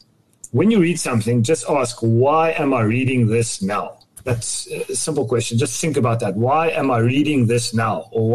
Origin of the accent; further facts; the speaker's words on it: South Africa; I grew up in South Africa.